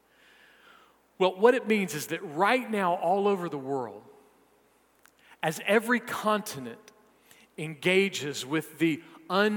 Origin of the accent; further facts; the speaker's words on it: South Carolina, United States; I am a South Carolinian.